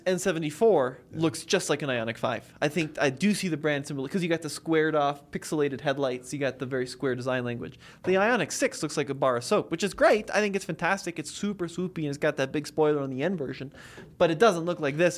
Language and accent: English; United States; I'm an American in America